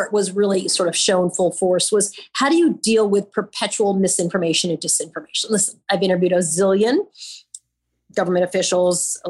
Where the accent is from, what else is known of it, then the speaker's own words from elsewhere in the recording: Long Island, New York, United States; now in New York City, United States; I've been a New Yorker for my whole entire life, although I'm a Long Islander